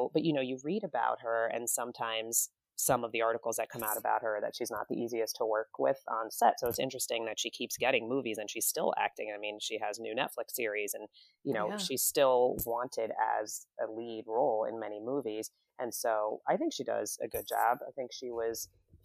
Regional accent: New Jersey, United States; also born or lived in Midwest; we grew up in New Jersey

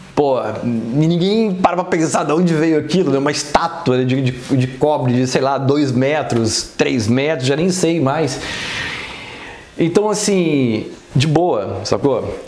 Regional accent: São Paulo, Brazil; now in Rio de Janeiro, Brazil; apesar de ser carioca, eu não cresci no Rio de Janeiro, né? Eu cresci em São Paulo

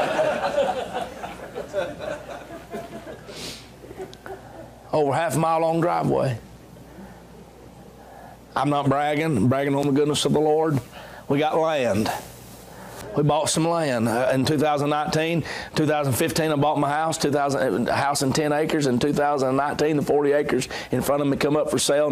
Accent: Dalton, Georgia, United States; moved away as an adult; also born or lived in Augusta, Georgia; now in Hephzibah, United States; I grew up in Dalton, Georgia

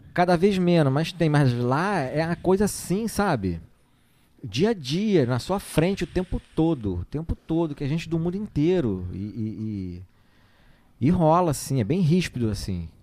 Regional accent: Rio de Janeiro, Brazil; moved away as an adult; now in Ubatuba, Brazil; eu sou, sou, criado no Rio, sou, sou carioca, né? Nascido lá no Rio

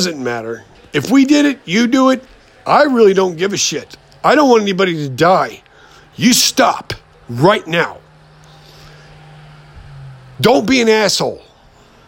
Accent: United States; as the American people

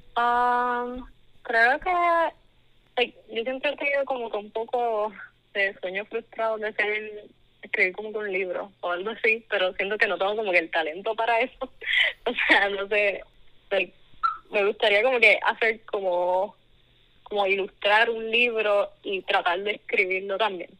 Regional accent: Caguas, Puerto Rico; also born or lived in Mayagüez; now in Texas, United States; nací en Mayagüez, pero soy de Cagua

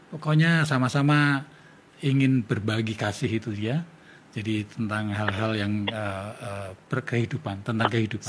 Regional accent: Yogyakarta, Special Region of Yogyakarta, Indonesia; saya tinggal di Jogja, saya orang Jawa. Uh, eh, papa ibu saya juga dari Jogja

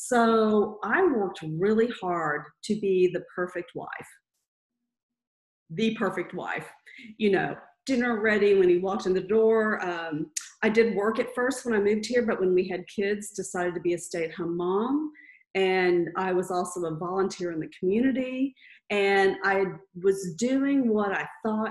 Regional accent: Texas, United States; moved away as an adult; now in Louisville, United States; I grew up in Texas, you know, the Southern Baptist, good girl

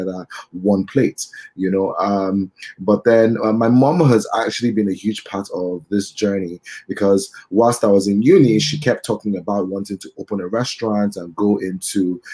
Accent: Benin City, Edo, Nigeria; also born or lived in United Kingdom; now in Lagos, Nigeria; I was born in Benin City. I grew up between Benin City and Lagos for most of my life.

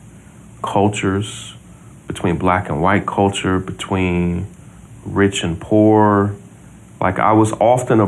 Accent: Versailles, Kentucky, United States; also born or lived in Mississippi; We grew up in Versailles, Kentucky

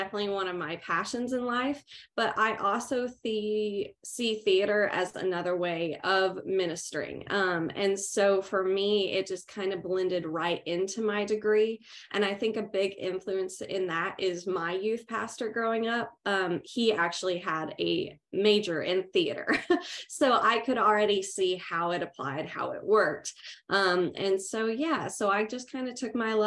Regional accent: Artesia, New Mexico, United States; moved away as an adult; now in Abilene, United States; And I'm originally from Artesia, New Mexico.

